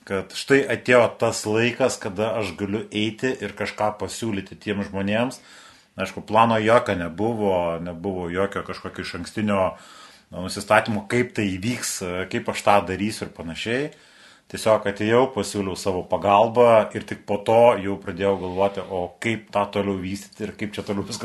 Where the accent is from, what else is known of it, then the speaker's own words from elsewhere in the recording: Dzūkai, Dzūkija, Lithuania; also born or lived in Perloja; vis dėlto esam dzūkai. Tai dzūkai visą laiką pasižymėjo tuo, jog visais laikais buvo vieni iš kovingiausių, bet to mano šaknis yra iš Perlojos Respublikos.